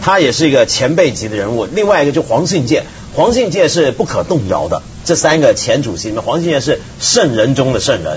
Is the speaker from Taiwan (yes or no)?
yes; Taiwan; 我们在台湾长大